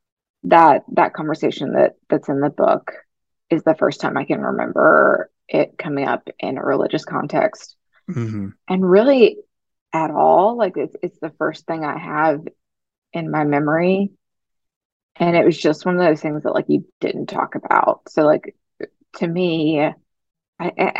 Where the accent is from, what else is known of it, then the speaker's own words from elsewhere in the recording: rural West Tennessee, United States; I grew up in a small town in rural West Tennessee here in the Bible Belt